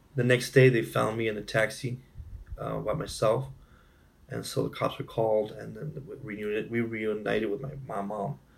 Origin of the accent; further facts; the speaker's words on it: Imperial County, California, United States; born and raised in California, mm-hmm. uh, in a small town called Imperial County